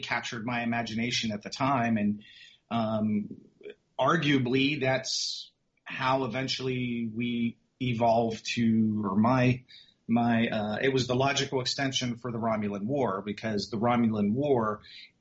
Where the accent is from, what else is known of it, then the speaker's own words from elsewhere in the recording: Pittsburgh, Pennsylvania, United States; I grew up in Pittsburgh, Pennsylvania, in the 70s and 80s